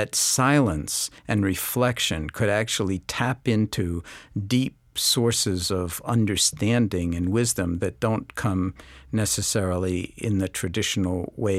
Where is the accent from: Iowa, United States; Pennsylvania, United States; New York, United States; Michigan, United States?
New York, United States; New York City; On the other hand, I grew up in New York City, in Washington Heights, in a very sort of diverse community in the late 40s and early to mid-50s.